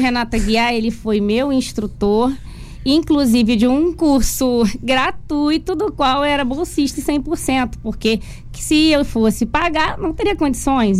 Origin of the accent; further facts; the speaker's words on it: Brazil; de bairro humilde, que eu sou do Encruzenciada